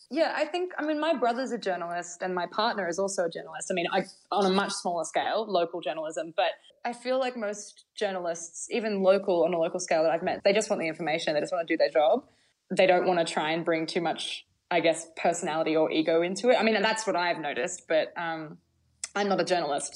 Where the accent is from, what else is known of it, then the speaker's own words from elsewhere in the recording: Bathurst, New South Wales, Australia; I'm from Bathurst, New South Wales